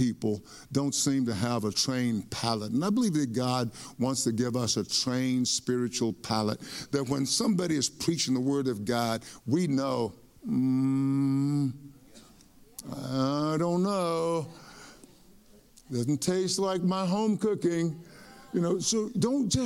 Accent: East Texas, United States; I grew up in East Texas and with my mom and dad.

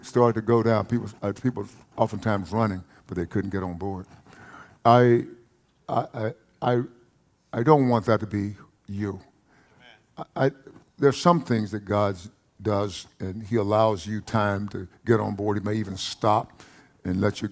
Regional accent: Palestine, Texas, United States; accent: East Texas; When I was a boy, I grew up in a place called Palestine, Texas

